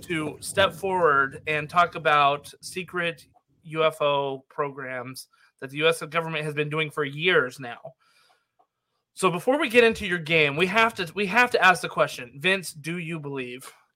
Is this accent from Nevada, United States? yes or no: yes; Nevada, United States; I grew up in Nevada that's where uh, my stomping grounds were